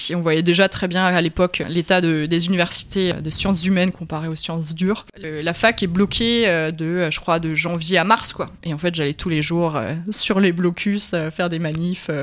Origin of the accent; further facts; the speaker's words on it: Alsace, Grand Est, France; moved away; je sais que je viens d'Alsace et que euh, j'ai un fort attachement à ma famille, à l'Alsace